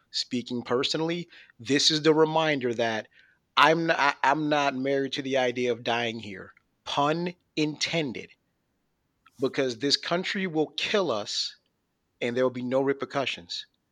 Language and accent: English; Buffalo, New York, United States; moved away; I'm originally from Buffalo